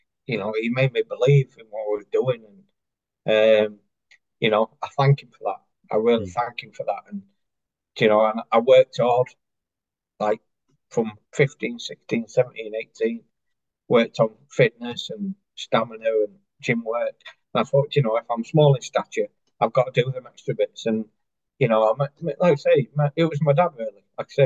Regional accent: Chesterfield, East Midlands, United Kingdom; I classed as my hometown club

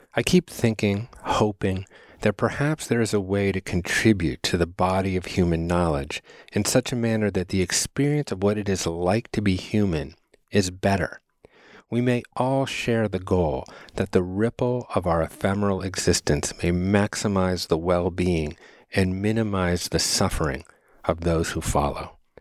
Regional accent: Chicago, Illinois, United States; I was born on Thanksgiving Day in nineteen seventy at the University of Chicago's Lying In Hospital

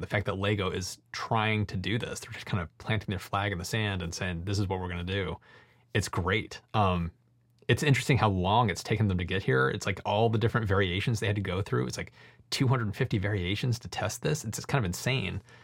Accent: United States; as an American

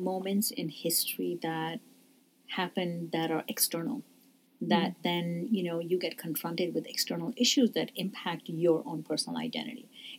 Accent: Jammu and Kashmir, India; now in United States; I said, Kashmir. They didn't know what that was. They said, where are you really from? I said, oh, I'm from India. So all of a sudden I became an Indian.

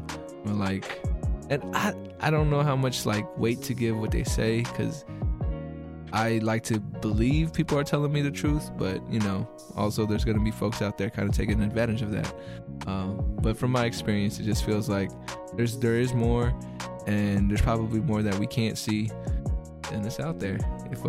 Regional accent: Philippines; you know, I'm Filipino, so like I don't know if you know too much about our culture

